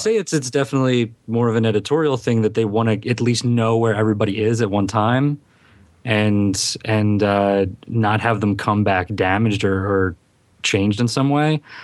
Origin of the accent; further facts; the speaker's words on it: Philadelphia, Pennsylvania, United States; accent: Philadelphia; my Philadelphia accent